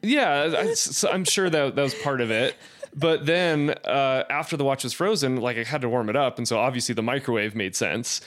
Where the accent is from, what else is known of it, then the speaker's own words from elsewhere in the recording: Blackfoot, Idaho, United States; moved away; also born or lived in Arizona; growing up in Idaho, it was very small. Uh, I think the population of Blackfoot at that time was, like, eight thousand people